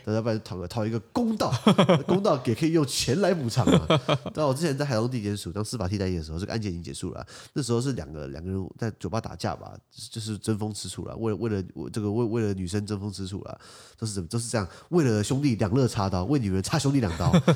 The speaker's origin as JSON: {"language": "Chinese", "country": "Taiwan", "said": "我作为台湾人的一个信念"}